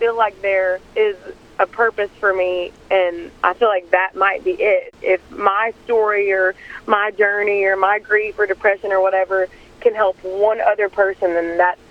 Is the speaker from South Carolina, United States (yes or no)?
no; East Tennessee, United States; we're both from East Tennessee